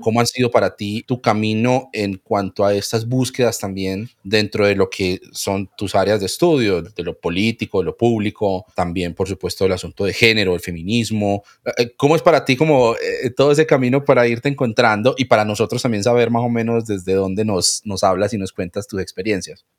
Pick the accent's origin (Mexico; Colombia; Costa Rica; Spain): Colombia; los colombianos somos